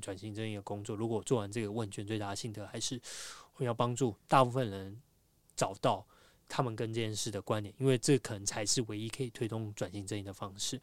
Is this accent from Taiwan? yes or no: yes; Taiwan; 我们都是台湾人